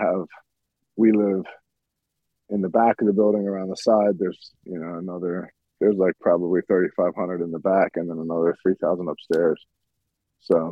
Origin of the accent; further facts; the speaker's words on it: Philadelphia, Pennsylvania, United States; I'm from Philadelphia originally